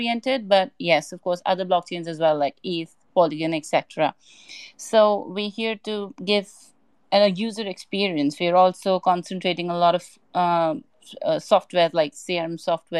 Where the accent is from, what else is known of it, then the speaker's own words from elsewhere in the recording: Hong Kong; now in Dubai, United Arab Emirates; Right now I'm in Dubai, but initially I'm from Hong Kong